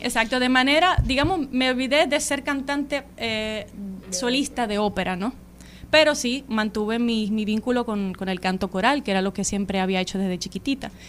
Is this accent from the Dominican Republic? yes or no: yes; Santo Domingo, Distrito Nacional, Dominican Republic; now in Austria; sí nací en Santo Domingo, en el Distrito Nacional